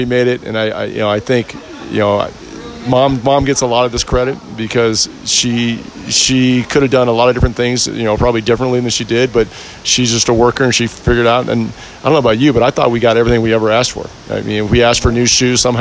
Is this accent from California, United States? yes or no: yes; San Ramon, California, United States; We grew up in the Bay Area. We were white boys playing in San Ramon